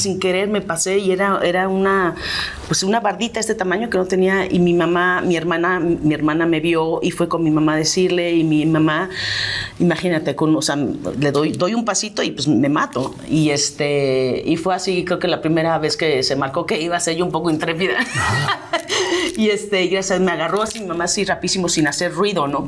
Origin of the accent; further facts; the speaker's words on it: Mexico; moved away as an adult; soy mexicana, amo México